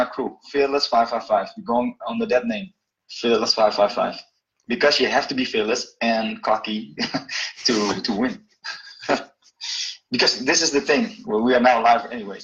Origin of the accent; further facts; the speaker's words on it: Alkmaar, North Holland, Netherlands; now in Jakarta, Indonesia; my hometown, Alkmaar